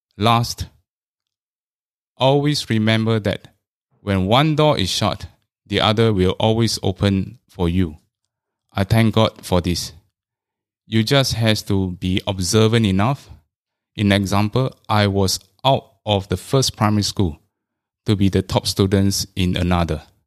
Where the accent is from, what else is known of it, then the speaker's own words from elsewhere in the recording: Singapore; I was all along from the Chinese stream.